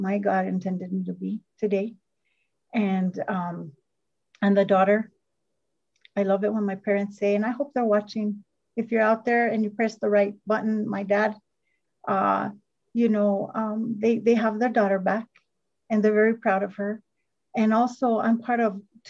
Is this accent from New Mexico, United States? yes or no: yes; Northern New Mexico, United States; I am from Northern New Mexico